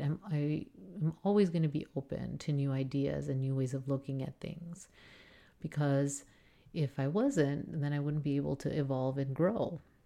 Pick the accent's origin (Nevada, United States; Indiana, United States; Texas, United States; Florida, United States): Texas, United States; South; as I grew up in South Texas, which is primary, primarily Hispanic